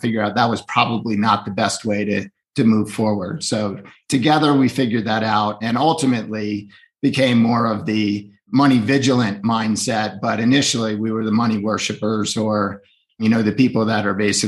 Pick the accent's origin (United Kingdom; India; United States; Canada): United States; Northeast; I grew up in the Northeast